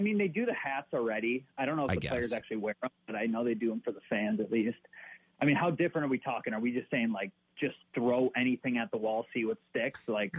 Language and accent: English; Cactus League area, Arizona, United States; It's coming to my hometown.